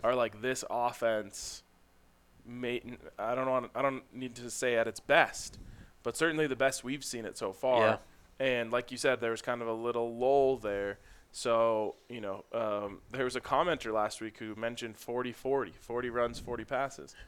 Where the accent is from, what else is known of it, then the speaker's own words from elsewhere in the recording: Folsom, United States; growing up in Folsom